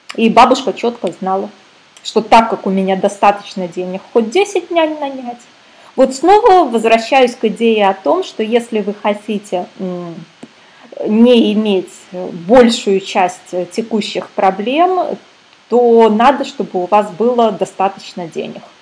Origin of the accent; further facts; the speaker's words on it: Minsk, Belarus; now in Canary Islands, Spain; я сама из Минска, а в данный момент я на Канарских островах нахожусь